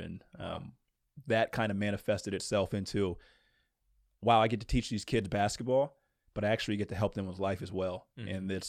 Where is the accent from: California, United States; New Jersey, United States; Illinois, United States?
New Jersey, United States; Princeton; born there; also born or lived in Virginia / Maryland / Louisiana / New York; now in Indiana, United States; I'm originally from Princeton, New Jersey, but I grew up, gosh, I've lived in Virginia, Maryland, Louisiana, New York, Florida. I've moved all over the place